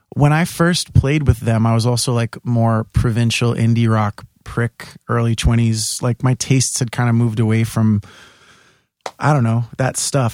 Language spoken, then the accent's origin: English; New York City, New York, United States; also born or lived in Staten Island; I, grew up in Bay Ridge, and then when we were, I was 11, we moved to Staten Island